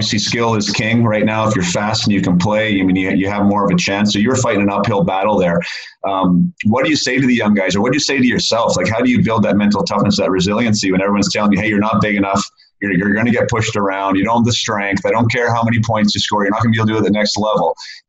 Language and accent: English; Canada; Because I know being a Canadian kid, being a top junior, that is something that I think that we've all dreamed of doing